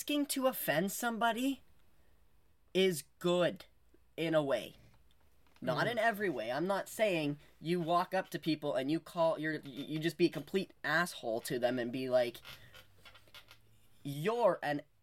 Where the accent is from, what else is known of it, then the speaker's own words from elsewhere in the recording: Canada; we're from Canada